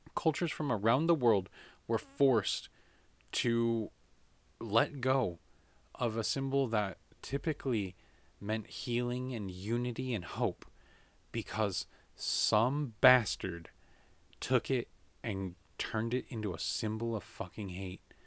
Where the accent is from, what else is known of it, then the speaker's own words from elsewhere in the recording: United States; as an American